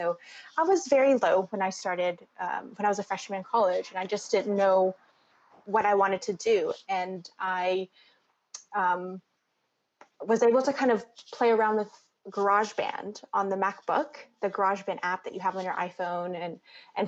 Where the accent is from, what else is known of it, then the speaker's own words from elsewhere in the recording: Alabama, United States; moved away as an adult; also born or lived in North Carolina; growing up in Alabama